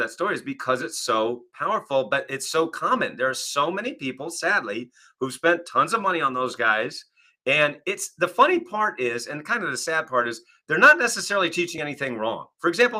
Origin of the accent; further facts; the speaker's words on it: Kennebunkport, Maine, United States; now in Northeast Ohio, United States; at our home growing up in Kennebunkport, Maine